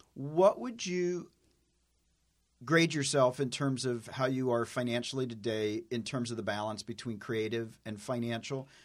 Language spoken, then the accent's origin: English; Tennessee, United States; I'm a hick from Tennessee. I'm like a country boy